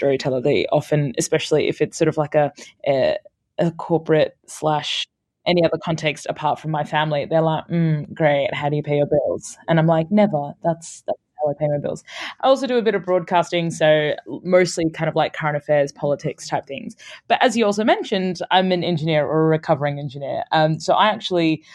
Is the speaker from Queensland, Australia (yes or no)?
yes; Brisbane, Queensland, Australia; moved away as an adult; also born or lived in Sudan / United Kingdom; I was born in Sudan and my family moved to Australia when I was a year and a half. So this was in Brisbane, Australia.